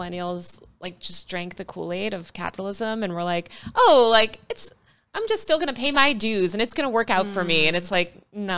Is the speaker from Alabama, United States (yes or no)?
no; New York, United States; It's my hometown. I was born there.